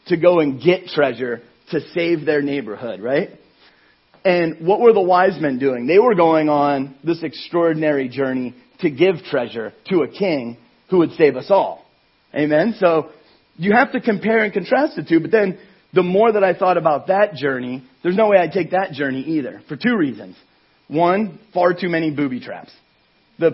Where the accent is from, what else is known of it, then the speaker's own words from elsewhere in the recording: Ohio, United States; moved away; My hometown in Ohio is about 1,000 miles away